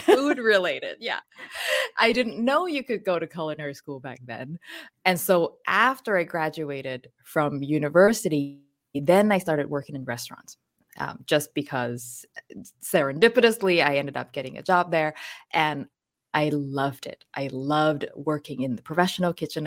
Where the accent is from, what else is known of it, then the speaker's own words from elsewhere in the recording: Hat Yai, Songkhla, Thailand; now in Vancouver, Canada; I was born in Hattjai, which is a town in southern Thailand, very close to Malaysia